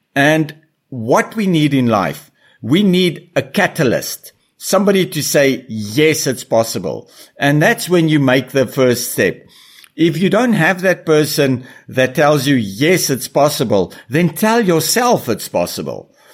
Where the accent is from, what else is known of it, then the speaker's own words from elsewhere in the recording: South Africa; moved away; also born or lived in Brazil; as a kid growing up in South Africa around animals